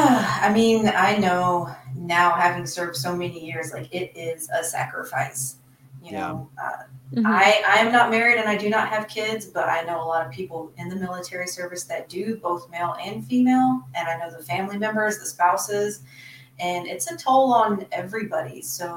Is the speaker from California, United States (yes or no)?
yes; Sacramento, California, United States; born there; So interestingly enough, I was actually born on Mather Air Force Base. That's by Sacramento.